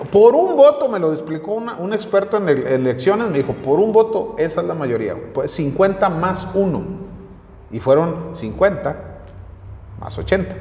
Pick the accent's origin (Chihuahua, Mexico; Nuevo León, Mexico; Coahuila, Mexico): Coahuila, Mexico; Torreón; moved away as an adult; now in Calera, Mexico; siempre voy a ser de la comarca lagunera, siempre voy a ser de Torreón, de Francisco y Madero, de donde son originarios mis abuelos y donde nací yo